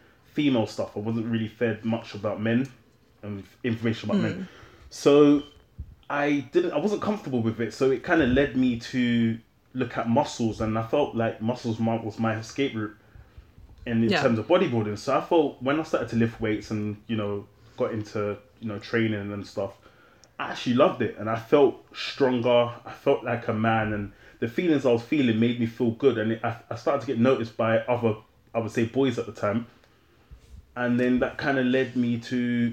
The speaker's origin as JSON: {"language": "English", "region": "London", "country": "United Kingdom", "tie": "born or raised there", "said": "I grew up in London, born in London, grew up in London"}